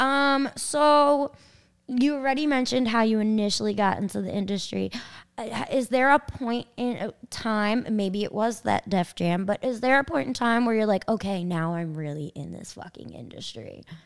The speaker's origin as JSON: {"language": "English", "town": "Kings Park", "region": "New York", "country": "United States", "tie": "born or raised there", "said": "I can't rep my town. I'm from Kings Park"}